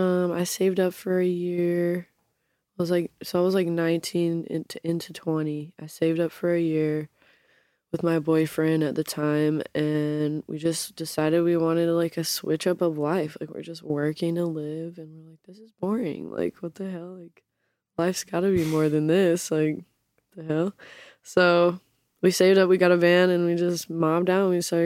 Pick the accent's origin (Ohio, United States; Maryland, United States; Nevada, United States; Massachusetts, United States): Nevada, United States; Las Vegas; also born or lived in Arizona / Salt Lake City, Utah; I grew up partially in Vegas, like kind of elementary school like uh-huh. ages. And then uh-huh. I lived in Arizona. I lived in back in Salt Lake.